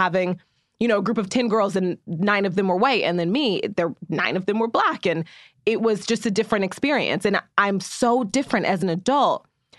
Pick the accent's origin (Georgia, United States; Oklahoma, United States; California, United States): Oklahoma, United States; Muskogee; I grew up in Muskogee, Oklahoma, which is a really white country town in Oklahoma.